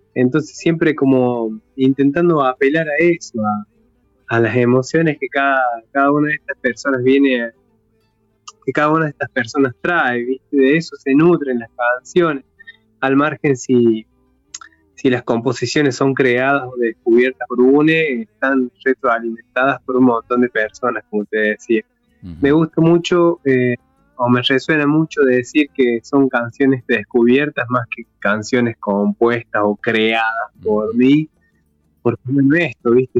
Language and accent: Spanish; Traslasierra Valley, Córdoba, Argentina; en el Valle detrás de la Sierra, que es de donde yo soy oriundo